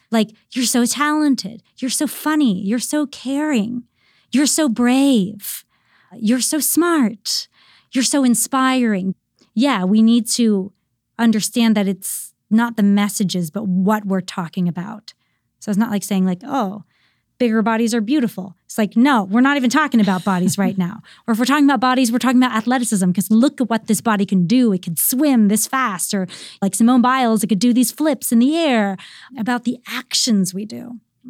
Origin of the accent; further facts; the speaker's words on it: Virginia, United States; moved away; where I grew up in Virginia